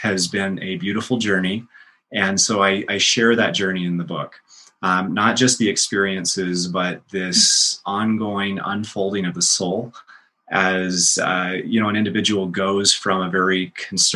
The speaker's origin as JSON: {"language": "English", "region": "Florida", "country": "United States", "tie": "born or raised there", "moved": "yes", "lives_now": "Salt Lake City, United States", "said": "I grew up in Florida on the beach"}